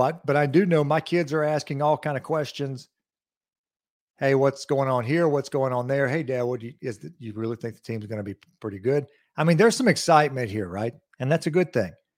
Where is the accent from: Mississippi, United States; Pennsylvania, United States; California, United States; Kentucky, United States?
Mississippi, United States; Lawrence County; growing up in Lawrence County